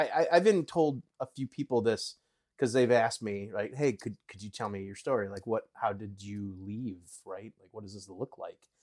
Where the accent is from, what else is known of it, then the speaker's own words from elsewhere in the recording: Wisconsin, United States; I grew up in Wisconsin